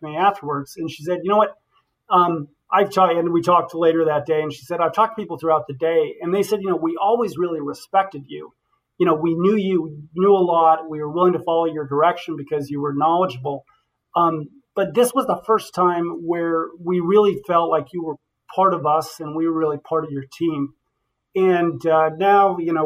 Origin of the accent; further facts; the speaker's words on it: Western Nebraska, United States; I'm from Western Nebraska. I have a father who was a farmer